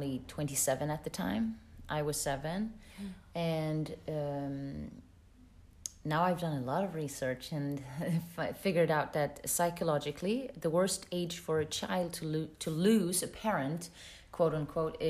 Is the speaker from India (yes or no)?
no; Sweden; moved away as an adult; also born or lived in California / London / Paris / Gothenburg, Sweden; now in Luxembourg; I come from Sweden